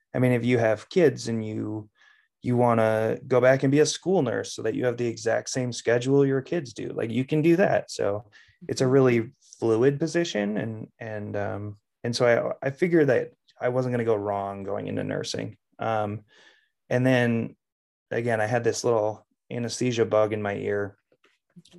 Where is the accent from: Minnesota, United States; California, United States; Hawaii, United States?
Minnesota, United States; Plymouth; I grew up in Plymouth, Minnesota, and was a Wyzetta High School graduate